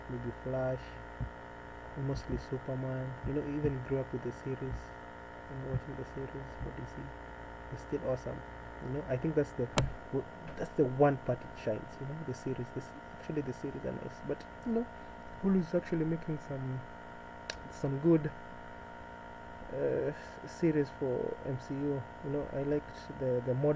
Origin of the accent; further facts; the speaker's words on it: Nairobi, Kenya; I was born and raised in Nairobi. It's actually the capital.